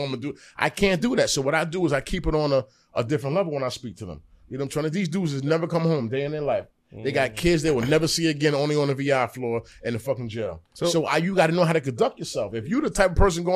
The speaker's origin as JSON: {"language": "English", "town": "Yonkers", "region": "New York", "country": "United States", "said": "I'm from Yonkers"}